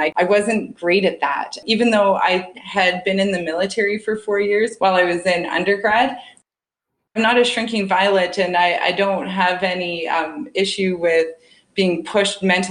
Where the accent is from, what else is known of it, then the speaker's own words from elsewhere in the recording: Saskatoon, Saskatchewan, Canada; moved away as an adult; also born or lived in Dublin, Ireland; I'm from Saskatoon